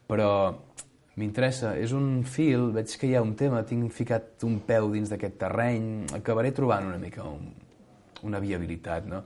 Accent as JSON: {"language": "Catalan", "region": "Catalonia", "country": "Spain", "said": "més com que som catalans, auto, donar-se autobombo"}